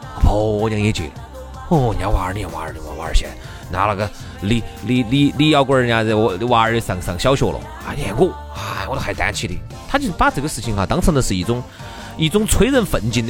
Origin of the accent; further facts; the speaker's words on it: China; 这个财富在哪儿哈？它让我们中国人能够每年能够自我反省一次。